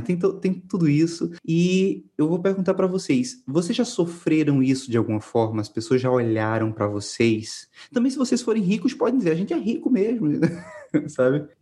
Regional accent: Pernambuco, Brazil; eu sou de Pernambuco

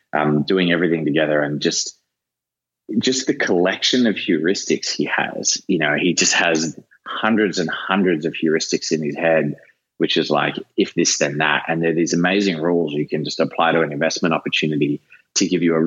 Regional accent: Australia; now in San Francisco, United States; being an Australian Italian

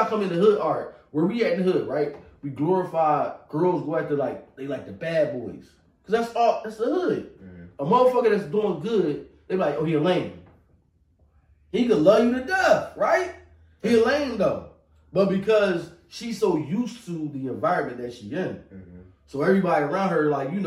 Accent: Philadelphia, Pennsylvania, United States; I'm from North Philly

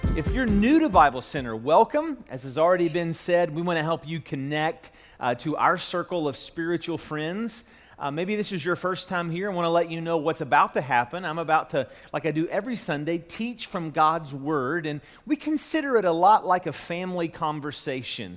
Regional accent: Charleston, West Virginia, United States; moved away as an adult; also born or lived in Louisville; now back in my hometown in Charleston, West Virginia

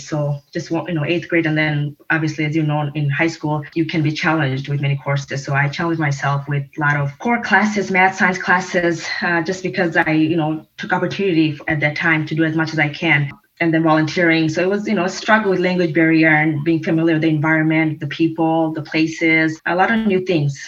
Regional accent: Detroit, Michigan, United States; also born or lived in Sylhet, Bangladesh / Virginia; for my majority of my life stayed and you know grew, grew up in Detroit, Michigan, and went to schools here

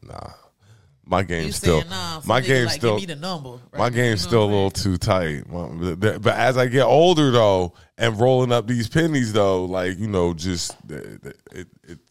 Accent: Columbia, United States; growing up in Columbia

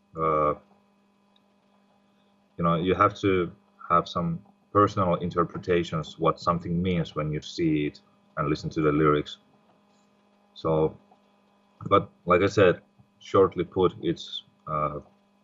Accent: Finland; we are not all from Finland.

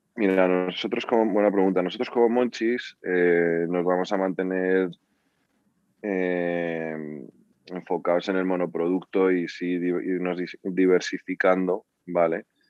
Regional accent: Spain; cómo somos los españoles

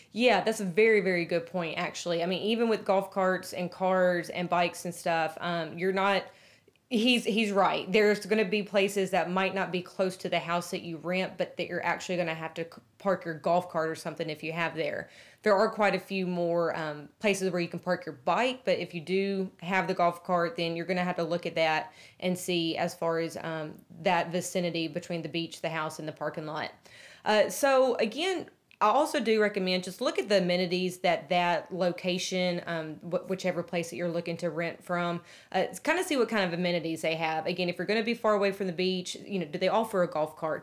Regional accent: Nashville, Tennessee, United States; We're from Nashville

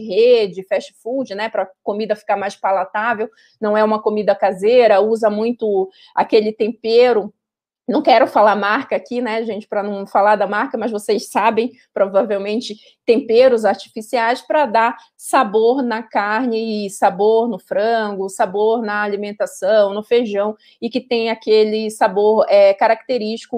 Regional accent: Pará, Brazil; eu sou paraense

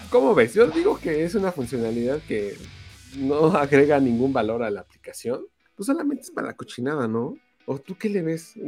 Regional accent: Mexico

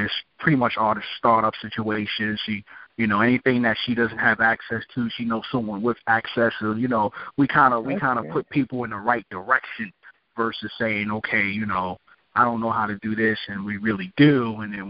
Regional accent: New York City, New York, United States; I'm from Brooklyn, New York, so I'm already, you know, got that New York feel to the things

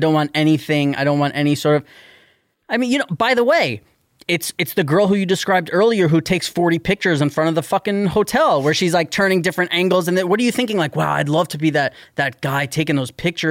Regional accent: New York City, New York, United States; I'm from New York City

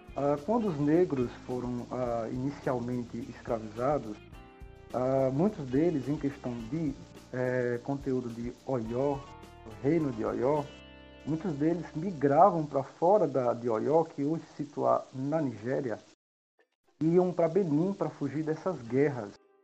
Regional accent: Recife, Pernambuco, Brazil; Sou de Recife, Pernambuco

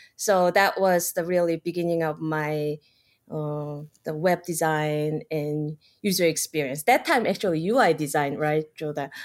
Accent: South Korea; moved away as an adult; now in United States; I'm like originally from South Korea, I pretty much done with the college education, study biology, and then just one day, you know, it's a time to take an adventure. And so I came here

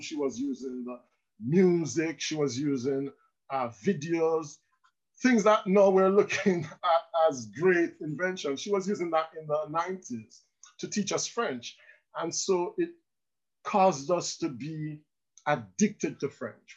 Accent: Land Settlement, Manchester, Jamaica; moved away as an adult; now in France; I'm from land settlement in Manchester. It's a small district just outside uh, Williamsfield.

